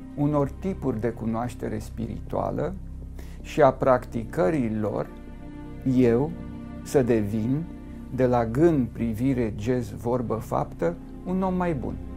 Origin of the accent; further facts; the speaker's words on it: Romania; m-am născut în România și sunt creștin ortodox